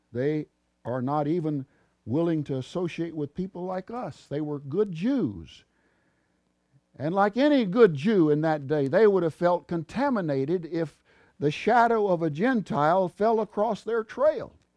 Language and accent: English; Texas, United States; Texas, my home state